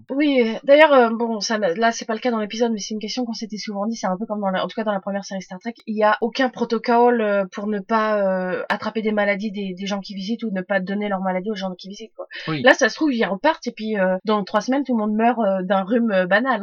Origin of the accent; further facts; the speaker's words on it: France; chez nous en France